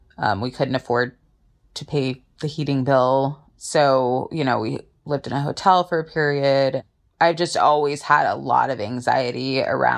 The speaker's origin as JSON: {"language": "English", "region": "Southern California", "country": "United States", "said": "I'm from Southern California and I am an attorney."}